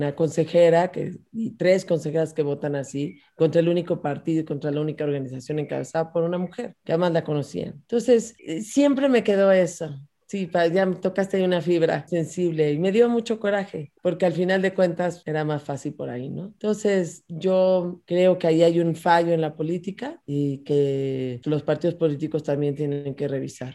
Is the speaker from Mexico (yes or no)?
yes; Mexico; Yo soy una mexicana demócrata defensora del Estado de Derecho